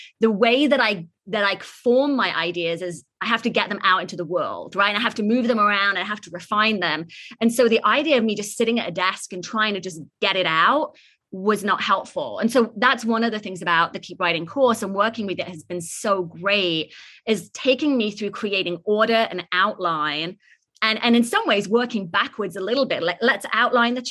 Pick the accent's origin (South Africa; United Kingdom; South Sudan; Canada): United Kingdom; England; now in San Francisco, United States; I'm originally from England, born and raised in this like small little village